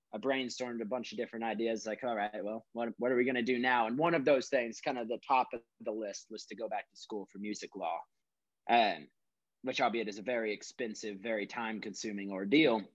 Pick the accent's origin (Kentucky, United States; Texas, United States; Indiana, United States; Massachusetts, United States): Texas, United States; moved away as an adult; also born or lived in Minnesota; this was all down in Texas. And then I moved from Texas to Minnesota to come up to college